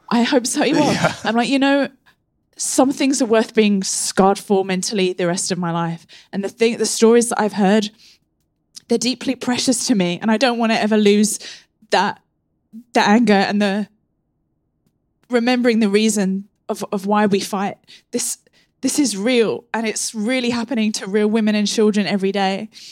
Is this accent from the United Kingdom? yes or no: yes; England, United Kingdom; growing up in England